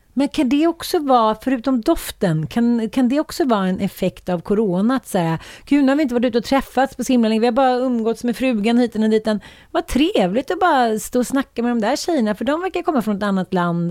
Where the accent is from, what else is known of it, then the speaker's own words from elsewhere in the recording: Sweden; känner man sig som svensk kvinna